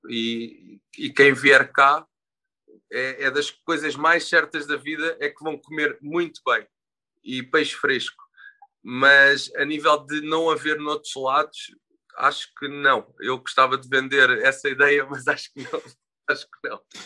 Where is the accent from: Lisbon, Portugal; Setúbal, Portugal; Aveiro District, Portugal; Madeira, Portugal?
Setúbal, Portugal; Sesimbra; sou natural de Sesimbra, uh, nascido e criado